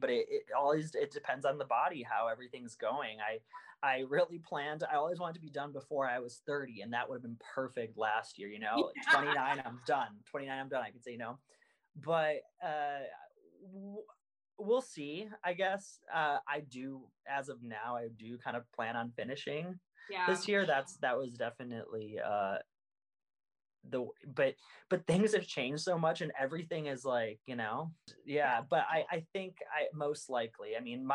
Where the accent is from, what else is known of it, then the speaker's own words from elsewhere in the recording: Bulgaria; moved away; I was born in Bulgaria.